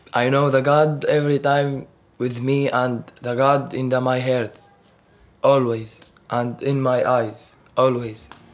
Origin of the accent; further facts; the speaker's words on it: Damascus, Damascus Governorate, Syria; English is a second language; moved away as an adult; I'm from Syria, from Damascus.